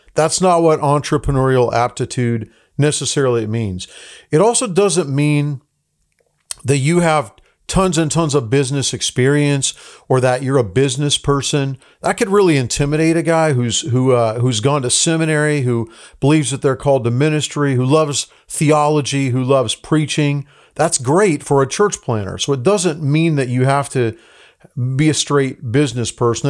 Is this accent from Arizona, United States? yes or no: yes; Tucson, Arizona, United States; moved away as an adult; also born or lived in Los Angeles, California; I grew up in Tucson, Arizona. So my, my, uh, family was from Los Angeles, but my dad was in ministry. So we ended up when I was twelve years old in Tucson, Arizona